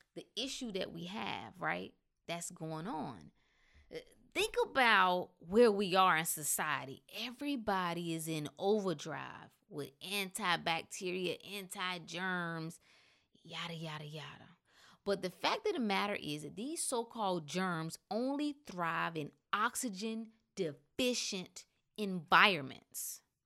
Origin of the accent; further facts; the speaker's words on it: North Carolina, United States; I was from North Carolina